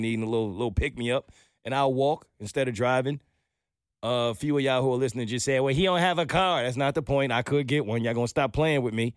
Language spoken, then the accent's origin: English; New York, United States; moved away as an adult; now in Atlanta, United States; I'm a New Yorker